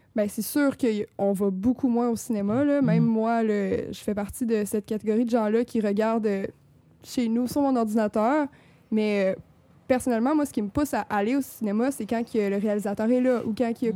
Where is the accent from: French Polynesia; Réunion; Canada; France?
Canada; Rimouski, Quebec; je viens de Rimouski